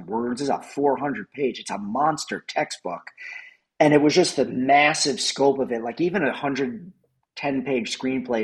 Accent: New York, United States; also born or lived in Los Angeles; now in Chicago, United States; I'm from New York, but I lived in LA for 11 years

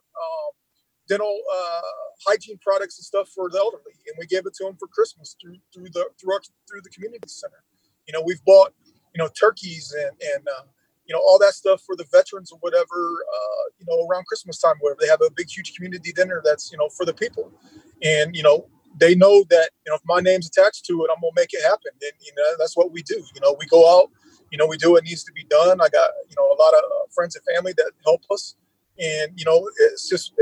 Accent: Lima, Ohio, United States; the Lima area, my hometown

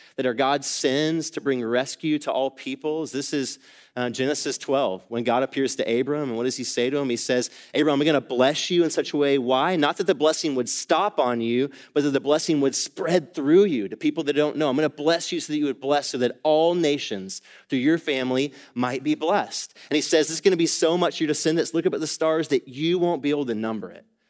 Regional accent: Atlanta, Georgia, United States; moved away as an adult; also born or lived in East Asia; now in Dallas, United States; I grew up in Atlanta, Georgia, spent most of my life there

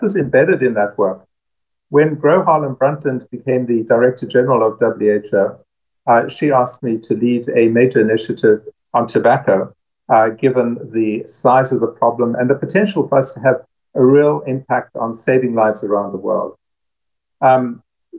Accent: South Africa; moved away; also born or lived in United States; I'm South African and American.

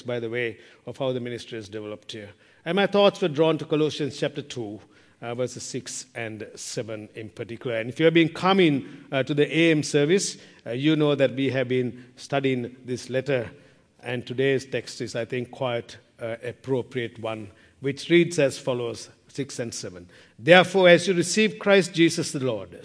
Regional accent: Sri Lanka; moved away; I'm from Sri Lanka

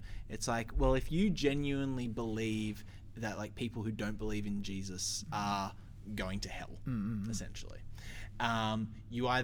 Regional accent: Sydney, New South Wales, Australia; growing up in Sydney

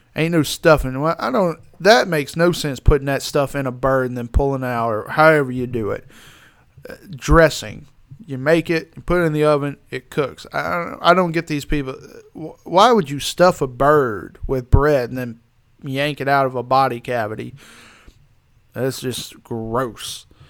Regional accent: the South, United States; I'm a Southerner.

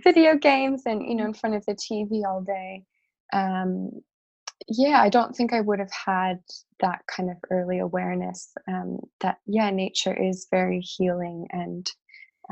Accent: Chicago, Illinois, United States; I grew up in Chicago

